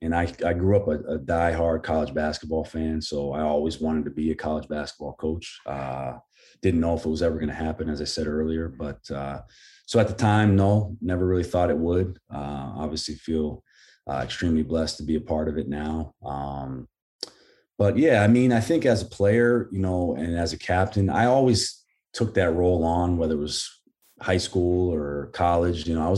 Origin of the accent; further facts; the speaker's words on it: Portland, Maine, United States; coming from here, growing up in the Portland area